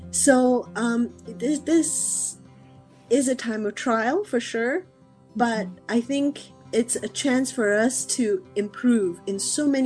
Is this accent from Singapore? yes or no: yes; Singapore; also born or lived in Malaysia / Australia / Ireland; now in California, United States; I am uh, talking to you from California, USA, but I was born in Malaysia, grew up in Singapore and Australia.